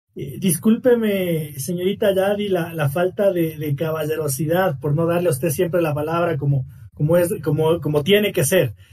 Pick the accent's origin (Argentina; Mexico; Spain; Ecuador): Ecuador; me considero un gran ecuatoriano